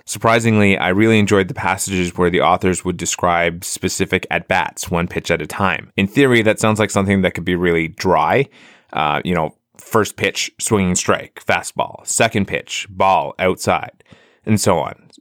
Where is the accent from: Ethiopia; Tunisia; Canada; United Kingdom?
Canada; Ottawa, Ontario; the Ottawa Champions here in, uh, in my hometown